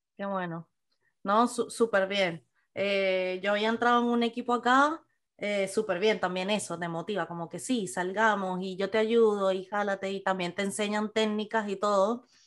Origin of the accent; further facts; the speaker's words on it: Venezuela; moved away; nosotros como venezolanos, pues salimos de Venezuela y inmigramos